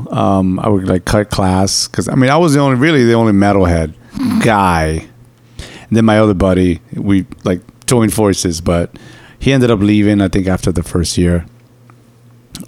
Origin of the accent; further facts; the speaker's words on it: New York, United States; I'm the New York side